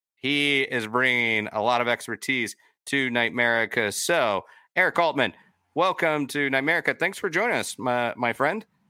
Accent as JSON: {"language": "English", "region": "Florida", "country": "United States", "tie": "born or raised there", "said": "growing up in Florida"}